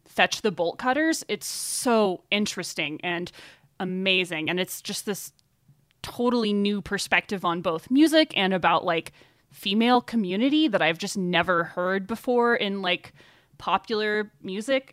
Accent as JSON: {"language": "English", "region": "Arkansas", "country": "United States", "tie": "born or raised there", "also_born_or_lived": "Boulder, Colorado", "moved": "as an adult", "lives_now": "Carbondale, United States", "said": "I actually started interning at the public radio station in my hometown in Arkansas"}